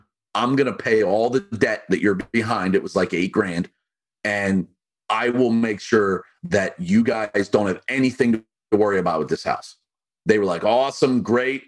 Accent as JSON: {"language": "English", "town": "Pittsburgh", "region": "Pennsylvania", "country": "United States", "moved": "yes", "lives_now": "Delaware, United States", "said": "I'm from Pittsburgh"}